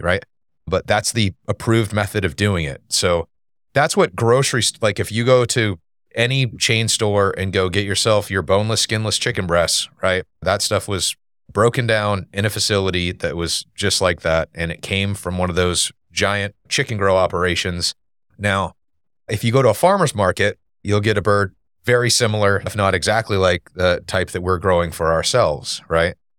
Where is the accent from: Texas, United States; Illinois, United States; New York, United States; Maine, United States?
Maine, United States; moved away as an adult; now in Wake Forest, United States; we're originally from Maine.